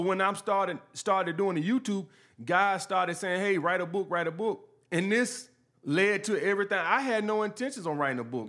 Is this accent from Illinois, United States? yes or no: no; Montgomery, Alabama, United States; born or raised there; moved away as an adult; also born or lived in Brooklyn, New York